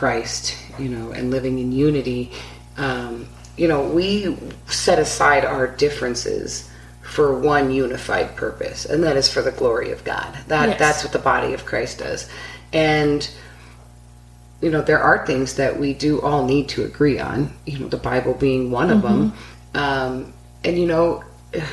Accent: West Coast, United States; I grew up on the West Coast

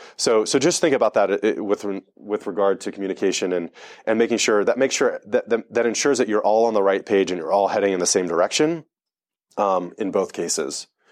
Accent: Delaware, United States; I grew up in Delaware

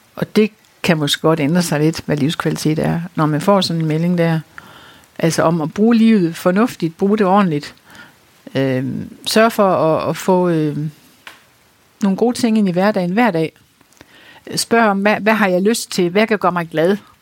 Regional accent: North Jutland, North Denmark Region, Denmark; Vi er jo nordjyder begge

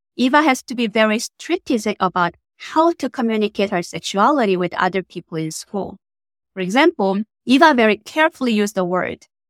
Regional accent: South Korea; moved away as an adult; now in United States; I was born and raised in South Korea in a teacher family

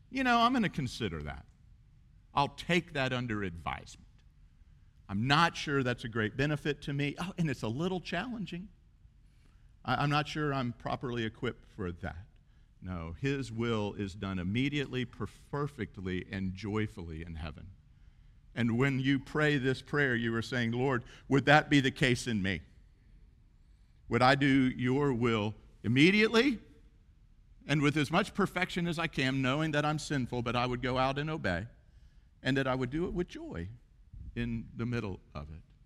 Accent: United States; we're Western and we're American

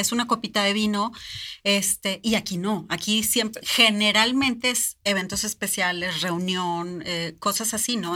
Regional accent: Mexico; Nosotros como mexicanos

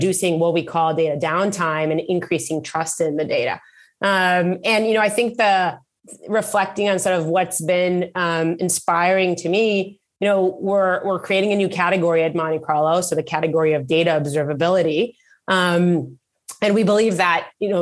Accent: Israel; moved away as an adult; now in Bay Area, United States; I was born and raised in Israel, started my career in the Israeli Air Force

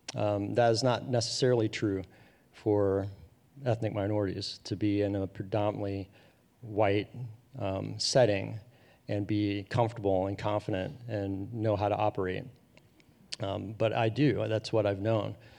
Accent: Madeira, Ohio, United States; I grew up in Madeira, Ohio, a small, predominantly white suburb of Cincinnati

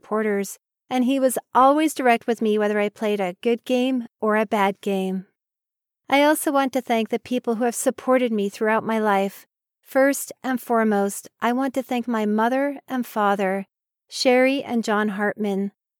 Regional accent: Oak Park, Michigan, United States; He is from my hometown of Oak Park, Michigan.

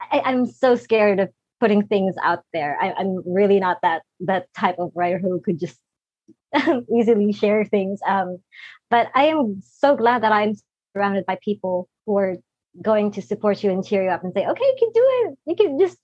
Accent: Philippines; I'm from the Philippines and I'm not in the US

